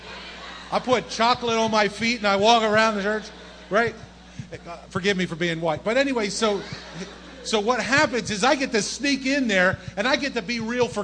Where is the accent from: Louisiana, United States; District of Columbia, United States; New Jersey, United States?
New Jersey, United States; moved away as an adult; also born or lived in Bronx, New York; born and raised in South Jersey